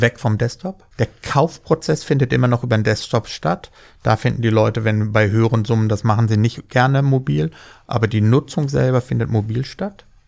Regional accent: Germany; wir sind Deutsche

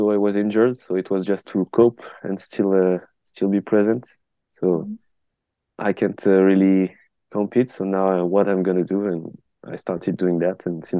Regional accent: France; I'm 24 and I'm an R&D engineer in material science. I'm French too.

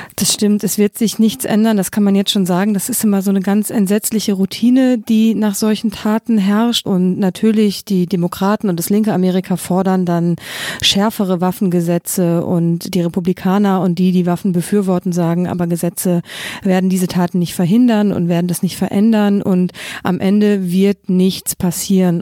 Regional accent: Germany; now in United States; ich als Deutsche

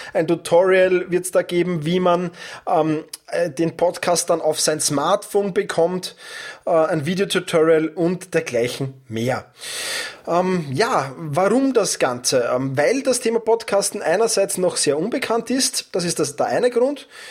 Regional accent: Vienna, Austria; accent: Wiener Dialekt; mit meinem Wiener Dialekt

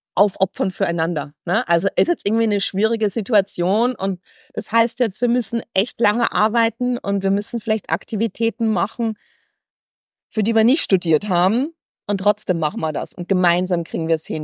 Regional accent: Weiz, Styria, Austria; accent: halb österreichisch; moved away as an adult; also born or lived in United States; now in Hamburg, Germany; Ich bin, äh, ich bin Steirerin. Ich komme aus Weiz, 10.000 Einwohner und bin irgendwie mhm. ganz behütet, glaube ich, aufgewachsen.

